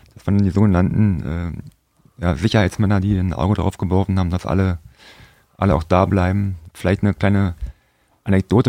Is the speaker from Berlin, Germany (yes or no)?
yes; Berlin, Germany; moved away; also born or lived in Frankfurt (Oder); Mein Vater war auch früher Fußballer gewesen und ich bin in Berlin geboren